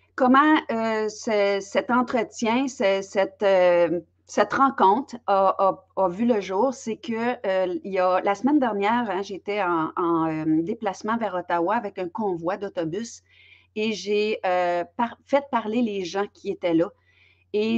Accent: Belgium; now in Quebec, Canada; je suis native de Belgique, mais je demeure au, Québec

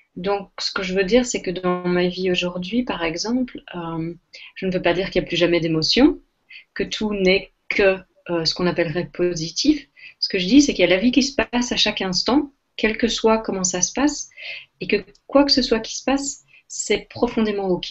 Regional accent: Belgium; je suis belge, je suis belge d'origine

